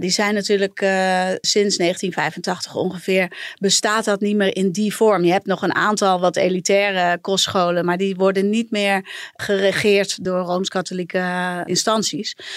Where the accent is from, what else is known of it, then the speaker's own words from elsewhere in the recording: a village in Brabant, North Brabant, Netherlands; ik ben in Brabantsdorp opgegroeid